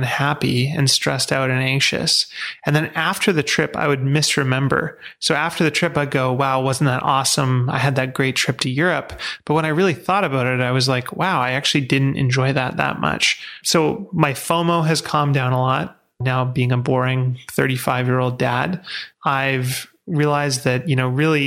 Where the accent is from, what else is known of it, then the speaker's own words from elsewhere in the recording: Vancouver, British Columbia, Canada; I grew up in Vancouver